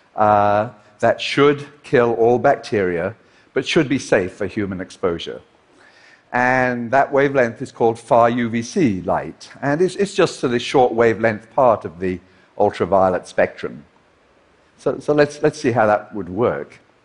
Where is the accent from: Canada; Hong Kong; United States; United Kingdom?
United Kingdom; Liverpool, North West England; his and my hometown of Liverpool